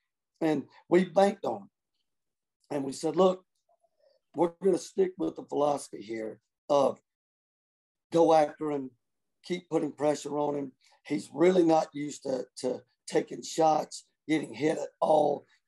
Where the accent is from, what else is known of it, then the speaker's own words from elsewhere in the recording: Newberry, South Carolina, United States; that nobody knows where Newberry even, where we're from.